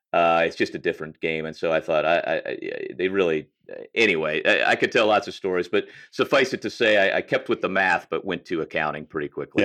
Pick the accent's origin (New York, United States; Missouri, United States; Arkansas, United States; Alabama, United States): Missouri, United States; St. Louis; I grew up in St. Louis primarily